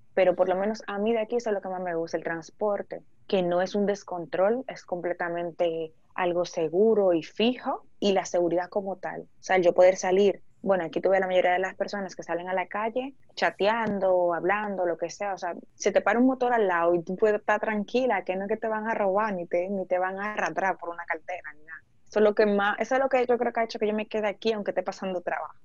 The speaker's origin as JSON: {"language": "Spanish", "country": "Dominican Republic", "moved": "as an adult", "lives_now": "Spain"}